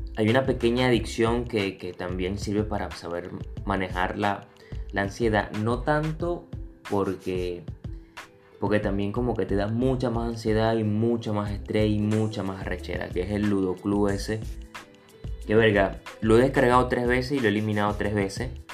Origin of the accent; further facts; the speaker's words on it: Venezuela; moved away as an adult; yo me vine de Venezuela hace 5 años